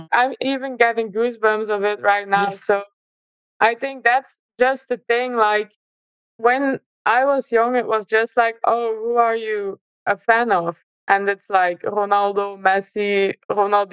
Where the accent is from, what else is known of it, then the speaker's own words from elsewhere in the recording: Belgium; moved away as an adult; now in Scotland; growing up in Belgium was, for me, a really nice experience